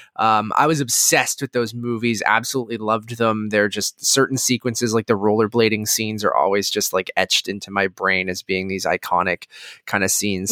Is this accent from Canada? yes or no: yes; Canada; growing up in Canada who played hockey as a kid